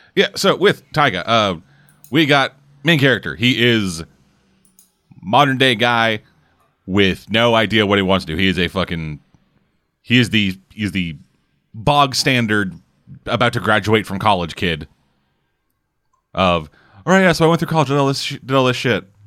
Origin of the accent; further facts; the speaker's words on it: Canada; I'm Canadian.